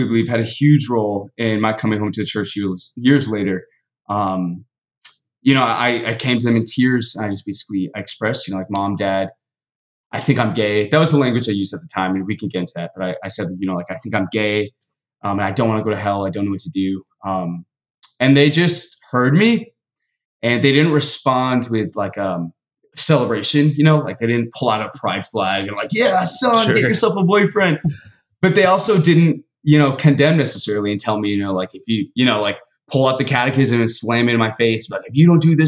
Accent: Dallas, Texas, United States; I was born in Dallas, Texas, born and raised. Southern boy all the way

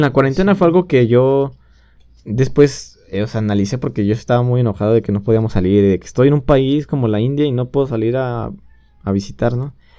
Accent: Mexico; extrañé de México, de, no estar en mi país

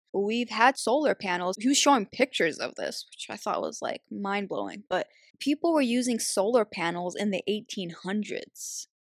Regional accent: Algeria; I'm from Algeria

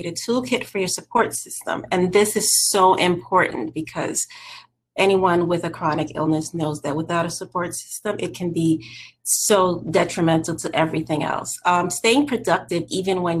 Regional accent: New York City, New York, United States; I am from New York City

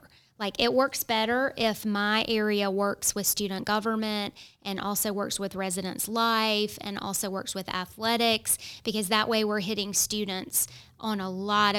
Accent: Raleigh, North Carolina, United States; now in Johnston County, United States; I'm actually from Raleigh

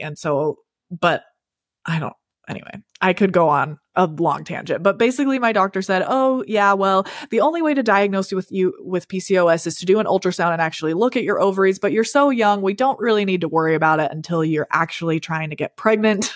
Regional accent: Salt Lake City, Utah, United States; am from Utah, born and raised in, like, the Salt Lake City-ish area. Um, and that's where we still live

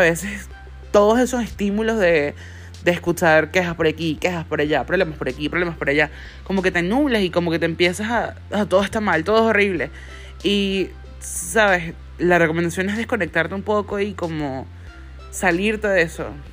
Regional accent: Venezuela; moved away; soy de Venezuela

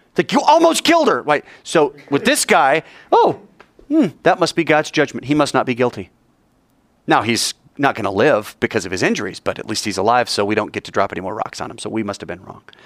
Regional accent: Fort Collins, Colorado, United States; moved away; There's no room in my hometown. It'd be like me going back to Fort Collins

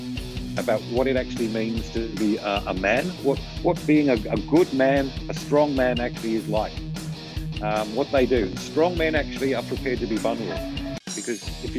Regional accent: Australia; as Australian males

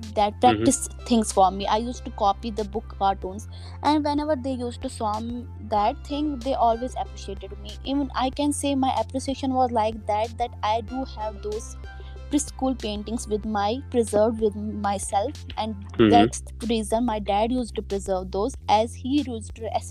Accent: Anantnag, Jammu and Kashmir, India; I am from South Kashmir

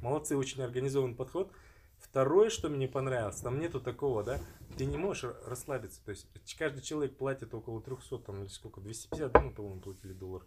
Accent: Kazakhstan; это я из Казахстана

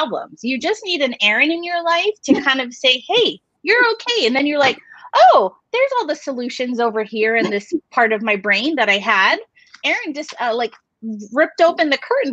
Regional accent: Hawaii, United States; moved away; So I'm Hawaiian, but my therapist back in Hawaii, he incorporated a lot of our culture into our therapy sessions.

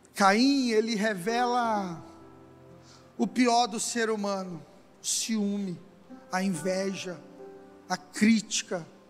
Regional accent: Brazil; somos brasileiros, temos uma cultura, gostamos de samba, feijoada, futebol

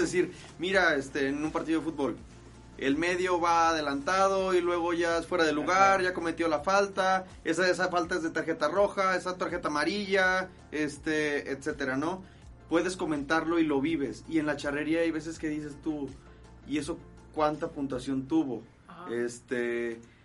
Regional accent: Guadalajara, Jalisco, Mexico; soy de aquí de Guadalajara, Jalisco

